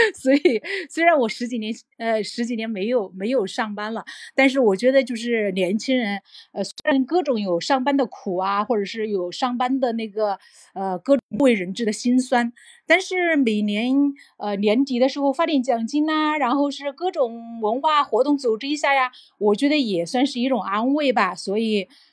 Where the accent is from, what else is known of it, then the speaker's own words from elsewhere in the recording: Changde, Hunan, China; accent: Hunan; 我们是小地方来的嘛，我是，我是湖南的一个机器师叫常德的